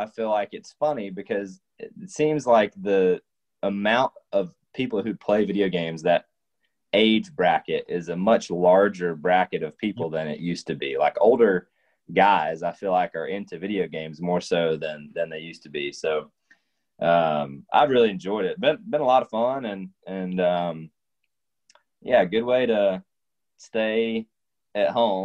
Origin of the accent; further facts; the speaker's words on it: Dawsonville, Georgia, United States; also born or lived in Colorado; pretty much lived in North Georgia all my life, minus a couple years